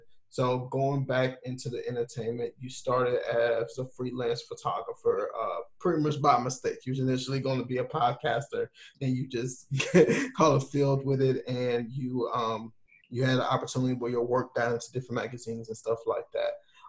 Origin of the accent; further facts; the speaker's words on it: the South, United States; But also, I don't know because we're from the South, so somebody from New York can say something completely different